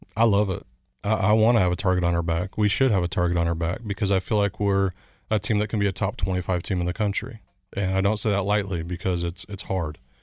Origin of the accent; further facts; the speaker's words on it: Chandler, Arizona, United States; moved away; also born or lived in Southern California; I grew up in a small town, Chandler, Arizona, just outside Phoenix.